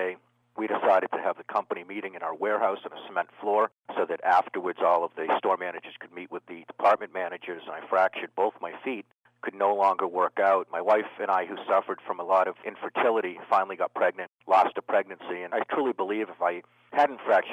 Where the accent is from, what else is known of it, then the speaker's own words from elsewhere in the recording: Needham, Massachusetts, United States; I was brought up in Needham, Massachusetts